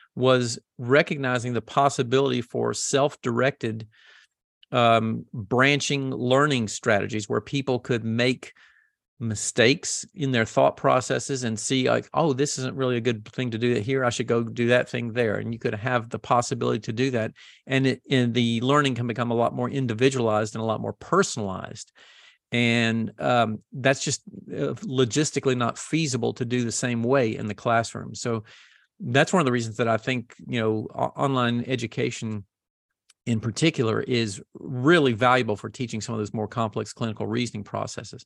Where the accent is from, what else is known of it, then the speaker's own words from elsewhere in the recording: the South, United States; I grew up in the South